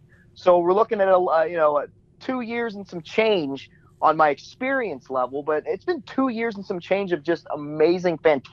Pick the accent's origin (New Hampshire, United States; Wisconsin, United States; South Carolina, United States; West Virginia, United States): West Virginia, United States; Wheeling; I grew up in Wheeling, West Virginia.